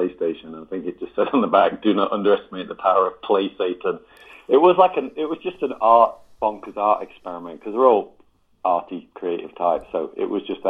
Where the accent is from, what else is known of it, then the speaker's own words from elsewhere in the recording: England, United Kingdom; now in Los Angeles, United States; as an English gent